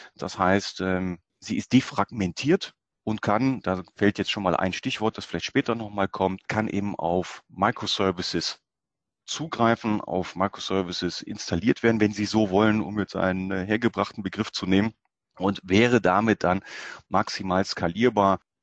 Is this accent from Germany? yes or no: yes; Germany; bei uns in Deutschland